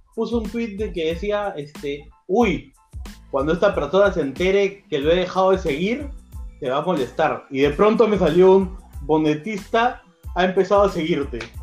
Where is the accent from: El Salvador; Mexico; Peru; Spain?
Peru; yo soy peruano